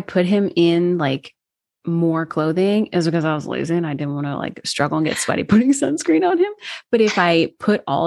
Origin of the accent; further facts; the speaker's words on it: Washington, District of Columbia, United States; moved away; DC, which is my hometown.